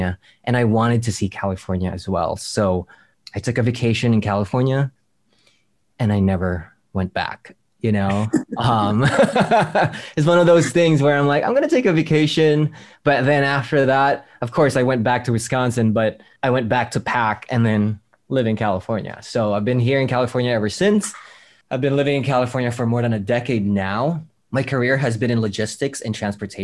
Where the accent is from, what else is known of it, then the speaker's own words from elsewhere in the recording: Manila, Metro Manila, Philippines; I grew up in the Philippine Islands, in born and raised in Manila